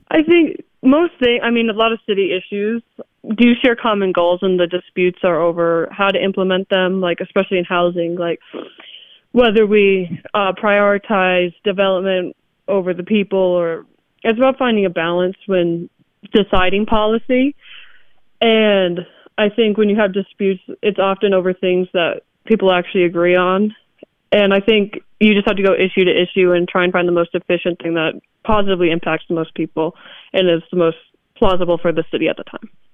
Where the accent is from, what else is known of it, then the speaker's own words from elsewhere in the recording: Milwaukee, Wisconsin, United States; also born or lived in Utah; now in Madison, United States; I grew up in Milwaukee, and my parents are originally from Utah, and we moved back here my freshman year of high school